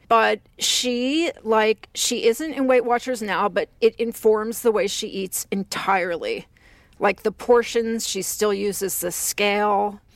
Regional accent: Texas, United States; growing up in Texas

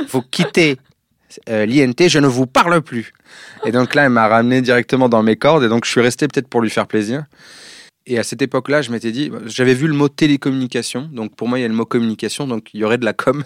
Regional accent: Évry, Île-de-France, France; j'ai grandi à Évry, et pas Ivry

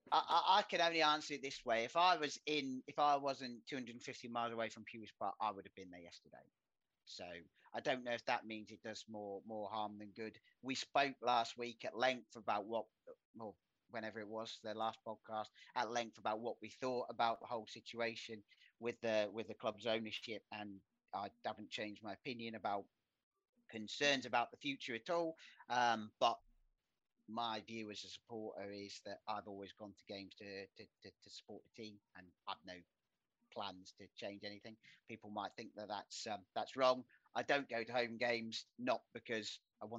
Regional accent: Aldershot, South East England, United Kingdom; moved away; Aldershot, but I did, obviously, you know, being my hometown

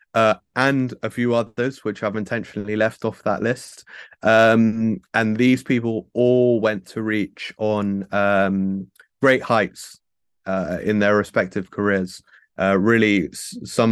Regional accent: United Kingdom; as a British person

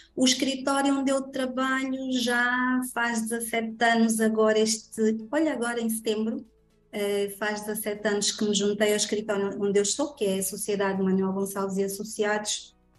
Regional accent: Angola; sou angolana de alma, coração

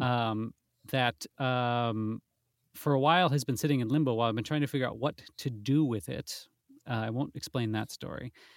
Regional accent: Wisconsin, United States; moved away as an adult; now in London, United Kingdom; I'm from Wisconsin originally

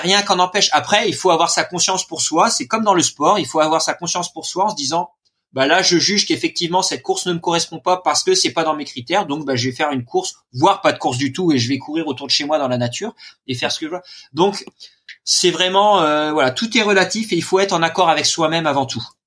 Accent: Normandy, France; je suis normand.

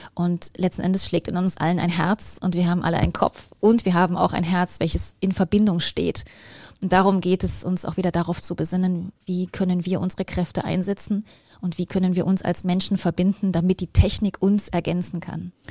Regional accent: East Germany, Germany; Ich bin ähm, in Ostdeutschland groß geworden und da war die Welt eine ganz andere

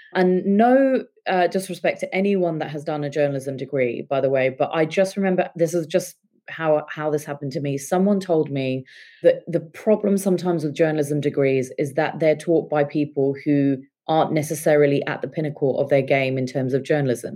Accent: England, United Kingdom; also born or lived in India; I uh, was born and brought up in England, but when I was seven, my parents decided that they wanted us all to move back to India

